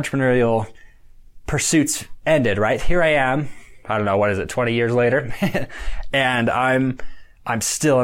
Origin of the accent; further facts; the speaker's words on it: Idaho, United States; we're from Idaho. We lived in a community of about 60,000 people.